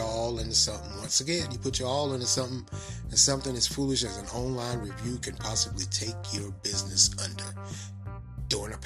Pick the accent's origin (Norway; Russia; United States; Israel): United States; the South; accent: country accent or southern accent; my country accent or southern accent